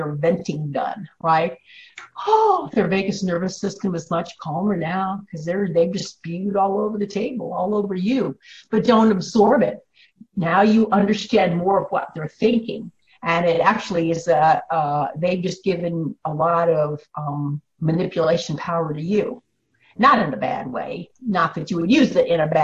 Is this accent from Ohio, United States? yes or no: no; Illinois, United States; I grew up in Illinois